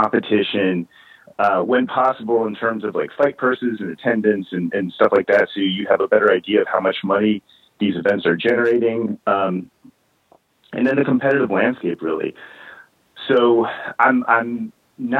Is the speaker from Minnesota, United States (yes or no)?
no; Central Virginia, United States; moved away; I was raised in Central Virginia, certainly not the boxing hotbed of America, but sort of rural Central Virginia